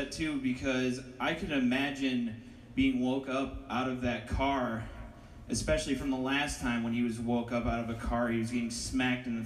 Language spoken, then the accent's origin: English; Ohio, United States; It's nice to meet you. I, I'm from Ohio.